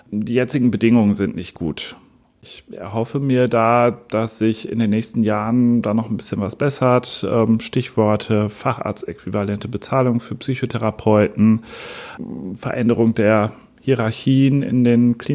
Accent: Münster, North Rhine-Westphalia, Germany; ich bin 39 Jahre alt. Ich komme aus Münster

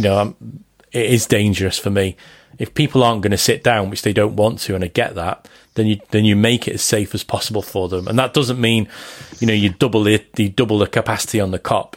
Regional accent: Liverpool, North West England, United Kingdom; moved away as an adult; I'm from Liverpool. My mum's from Liverpool. My dad's from Liverpool

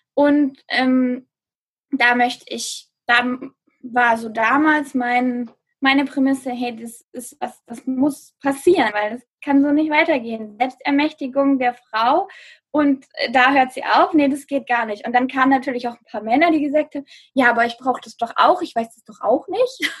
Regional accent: near Stuttgart, Baden-Württemberg, Germany; ich bin aus der Nähe von Stuttgart, bin ich aufgewachsen

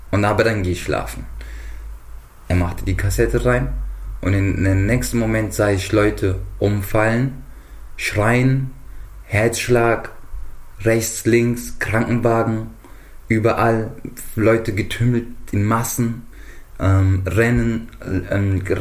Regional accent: Johannesburg, Gauteng, South Africa; also born or lived in Mozambique; und ähm, stamme aber aus Mosambik. Ähm, die ersten Kindheitszeiten verbrachte ich in Südafrika.

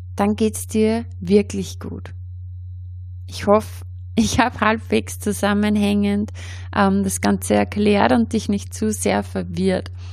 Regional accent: Austria; bei uns in Österreich

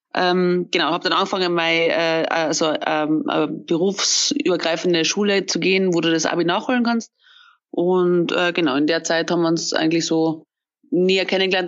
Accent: Austria; now in Munich, Germany; bin ja eigentlich Österreicherin, Fillerin, bin nach München gezogen

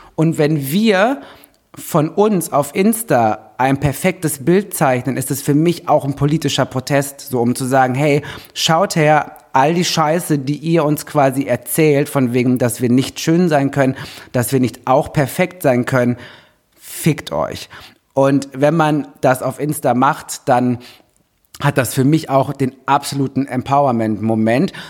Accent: Germany; kommt aus der Nähe, wo ich herkomme

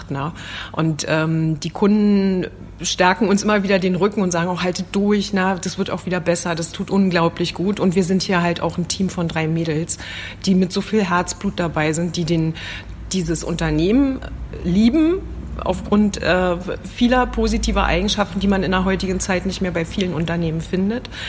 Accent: Thuringia, Germany; Wir kommen aus Thüringen

